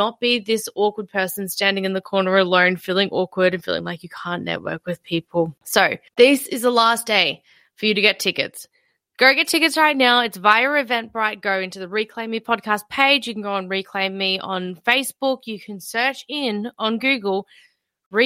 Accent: Melbourne, Victoria, Australia; I'm from Melbourne.

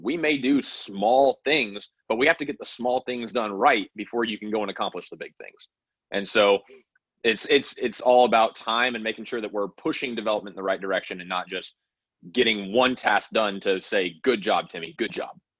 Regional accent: Wyoming, United States; I grew up in Wyoming

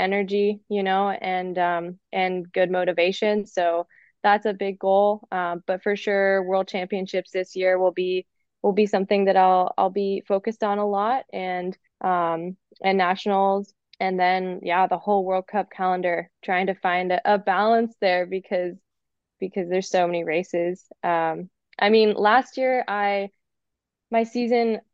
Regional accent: United States

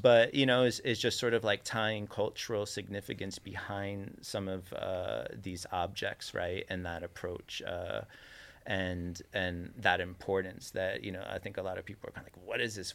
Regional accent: New York City, New York, United States; growing up in New York

